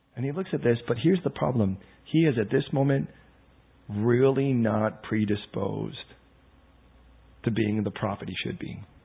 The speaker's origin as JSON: {"language": "English", "country": "United States", "moved": "as an adult", "lives_now": "United Kingdom", "said": "I'm American"}